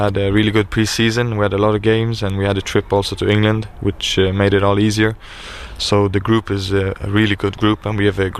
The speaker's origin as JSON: {"language": "English", "country": "Sweden", "tie": "born or raised there", "also_born_or_lived": "Drogheda, Ireland", "moved": "as an adult", "lives_now": "Ireland", "said": "But since I grew up in Sweden, spent most of my years there, I think I'm mostly Swedish in my ways."}